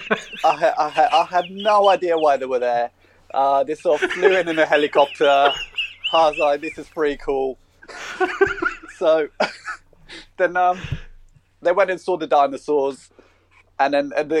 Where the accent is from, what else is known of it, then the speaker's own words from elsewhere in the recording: Russia; also born or lived in South Africa; now in Australia; The good old motherland, Russian Federation. Or USSR. Actually, it was USSR when I was born there